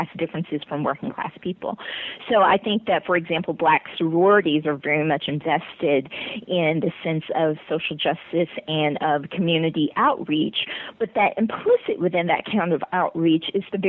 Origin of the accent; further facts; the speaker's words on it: Marlin, Texas, United States; moved away as an adult; also born or lived in Atlanta, Georgia; I grew up in Marlin, Texas, which is a town of maybe about 6,000 people